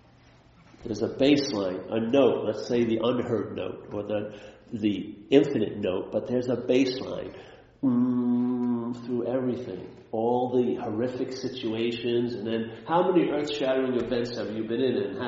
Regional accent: New York, United States; I'm from New York

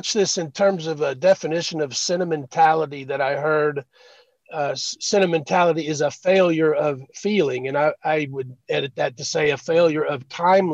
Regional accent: Lexington, Kentucky, United States; I just moved back to Lexington, my hometown, from another part of the state

